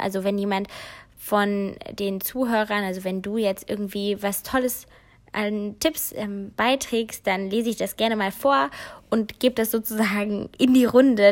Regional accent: Cologne area, North Rhine-Westphalia, Germany; moved away; Köln ist wirklich meine Heimat

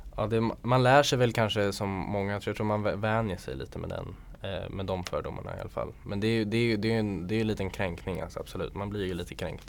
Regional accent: Sweden; jag är född i Sverige

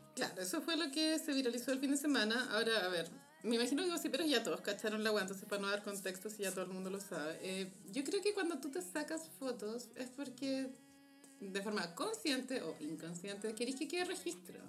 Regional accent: Chile; como chileno

